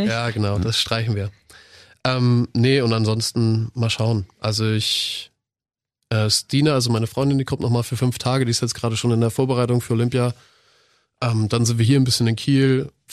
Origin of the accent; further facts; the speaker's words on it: Croatia; ich bin Kroate, ich bin Kroate.